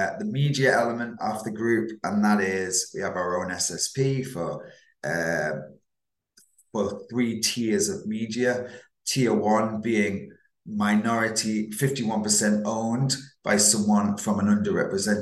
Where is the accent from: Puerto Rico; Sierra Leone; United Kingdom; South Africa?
United Kingdom; Manchester, North West England; accent: Manchester; also born or lived in Isle of Man; But born in the Isle of Man, grew up around the Northwestern and Manchester. Definitely got a Manchester accent